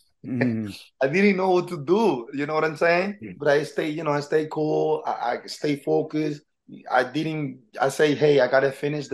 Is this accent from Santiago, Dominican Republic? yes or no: yes; Santiago, Dominican Republic; also born or lived in Harlem, New York / Washington Heights, New York; now in New York, United States; I grew up in the Dominican Republic. I'm from Dominican Republic, Santiago, from a small town, small